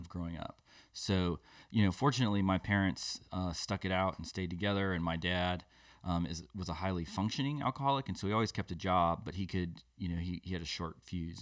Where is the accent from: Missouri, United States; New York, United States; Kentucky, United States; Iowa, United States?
Iowa, United States; Des Moines; moved away; I grew up in Des Moines, Iowa, in the Midwest